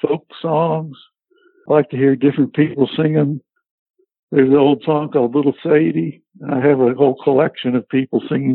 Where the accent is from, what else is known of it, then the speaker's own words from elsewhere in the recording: Southern California, United States; moved away as an adult; now in Nashville, United States; I lived in Southern California. I grew up in Southern California